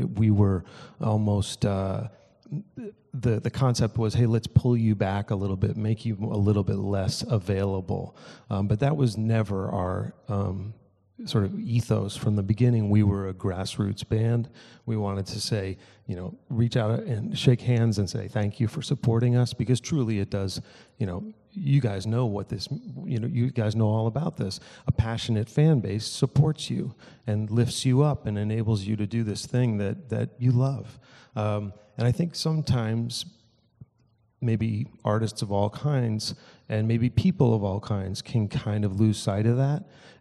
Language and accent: English; New England, United States; growing up in New England